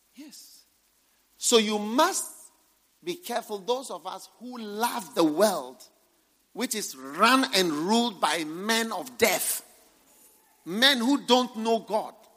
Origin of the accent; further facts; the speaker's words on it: Ghana; I'm not a full Ghanaian, I'm half Ghanaian.